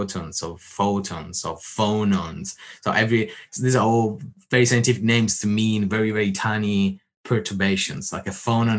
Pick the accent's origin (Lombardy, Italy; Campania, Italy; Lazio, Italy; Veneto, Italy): Lazio, Italy; Rome; I grew up in Rome, I would say. Technically not the center